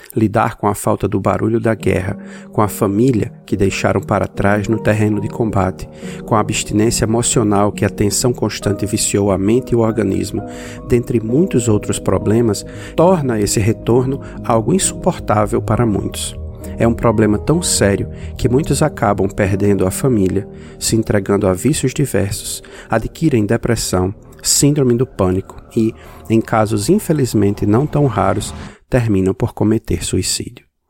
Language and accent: Portuguese; Brazil; now in United States; Morando nos Estados Unidos, mas sendo brasileiro